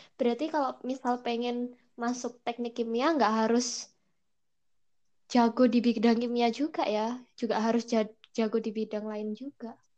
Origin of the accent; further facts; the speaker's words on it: Java, Indonesia; accent: medok (Javanese); aku sendiri orang Jawa asli yang kalau ngomong Indonesia banget tuh pasti masih kedengeran medok